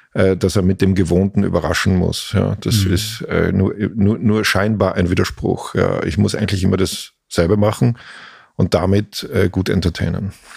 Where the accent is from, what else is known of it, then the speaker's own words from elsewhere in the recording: Velden am Wörthersee, Carinthia, Austria; moved away as an adult; also born or lived in Klagenfurt; now in Berlin, Germany; Gebürtig aus Kärnten, das ist das südlichste österreichische Bundesland, mhm. das an Italien und an Slowenien grenzt